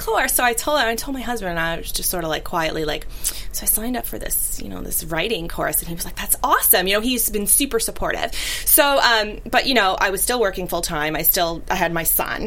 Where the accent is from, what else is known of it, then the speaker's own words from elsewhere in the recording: New York City, New York, United States; growing up in Brooklyn